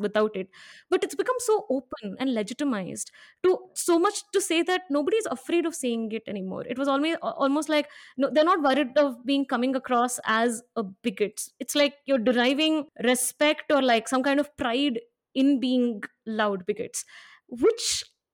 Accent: Hyderabad, Telangana, India; I grew up in Hyderabad

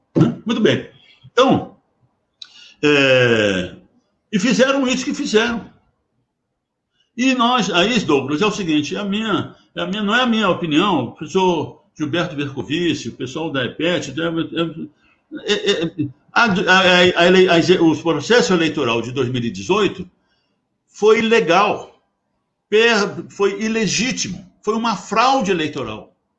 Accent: Brazil; Eu como brasileiro

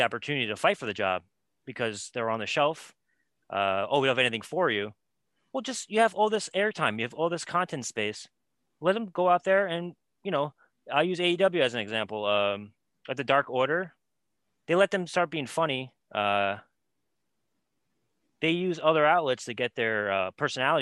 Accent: New York, United States; I'm a New Yorker

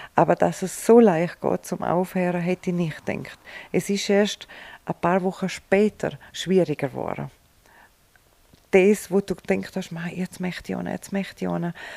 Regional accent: Vils, Tyrol, Austria; Ein richtiger Filzerer

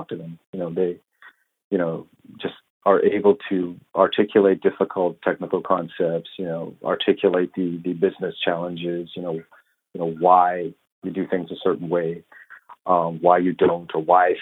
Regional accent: Vancouver, British Columbia, Canada; moved away as an adult; also born or lived in Toronto; I grew up on the West Coast in Vancouver, and then moved over to Toronto in about 2000

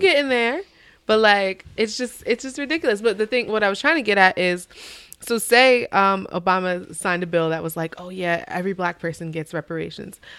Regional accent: Albany, United States; I'm from Albany. Born and raised

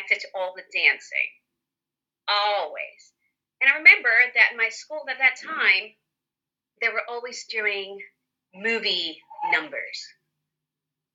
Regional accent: Puerto Rico; moved away; I was born in Puerto Rico and I'm actually here right now. I've been spending the entire pandemic here with my family.

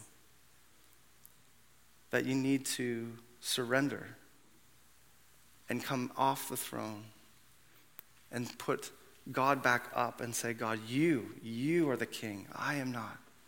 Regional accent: Canada; also born or lived in Brampton / Mississauga; if I wasn't born in 1978 in Canada

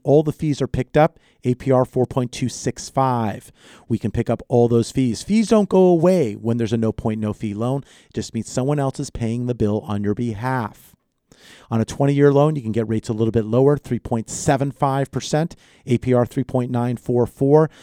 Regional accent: Los Angeles, California, United States; also born or lived in Santa Barbara / Ventura County; born and raised in Southern California, San Fernando Valley

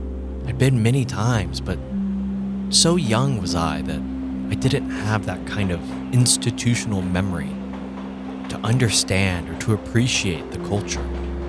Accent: Alabama, United States; In fact, growing up, I grew up just outside of Huntsville, Alabama. And that was the biggest city that I knew.

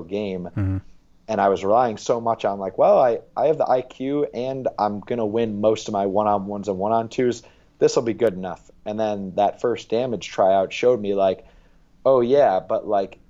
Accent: New York, United States; moved away as an adult; growing up in New York

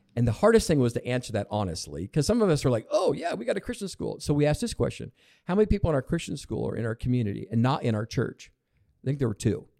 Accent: Lebanon, Oregon, United States; also born or lived in California / Portland, Oregon; pretty much grew up in Lebanon

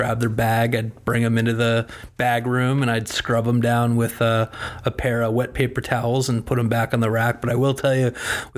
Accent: Newton, Massachusetts, United States; moved away as an adult; also born or lived in Chicago; now in Long Island, United States; I grew up in Newton, Massachusetts, which is a suburb of Boston

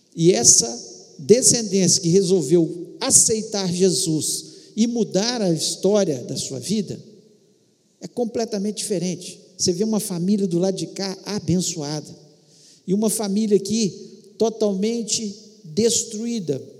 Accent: Brazil; nós como brasileiros

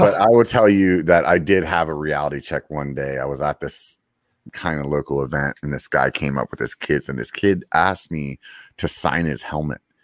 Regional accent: Pennsylvania, United States; moved away; growing up back in Pennsylvania

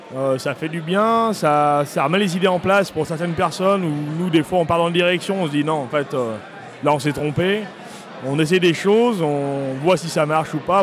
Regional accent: Beaujolais, Auvergne-Rhône-Alpes, France; vigneron dans le Beaujolais depuis une famille qui est là depuis cinq générations au même endroit.

